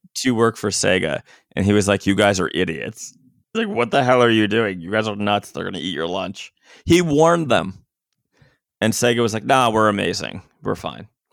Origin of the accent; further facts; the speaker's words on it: Florida, United States; I'm a guy from Florida